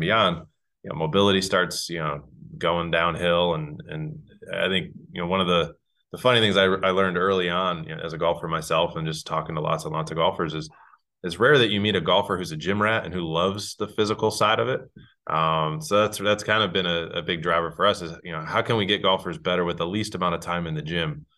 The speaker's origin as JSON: {"language": "English", "region": "Northeast", "country": "United States", "moved": "as an adult", "lives_now": "North Carolina, United States", "said": "I'm from the Northeast"}